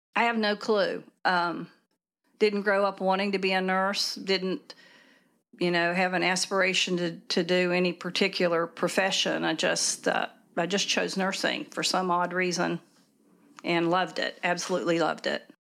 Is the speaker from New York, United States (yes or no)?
no; near Princeton, Southern West Virginia, United States; I grew up in Southern West Virginia, out in a rural area, um, maybe ten miles north of Princeton